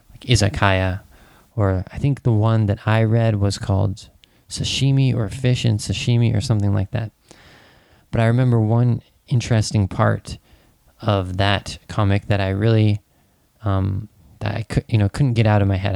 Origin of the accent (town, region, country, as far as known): United States; born or raised there